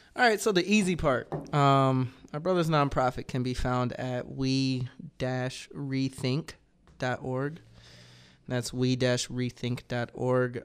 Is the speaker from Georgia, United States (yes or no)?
yes; Georgia, United States; moved away; I'm from Georgia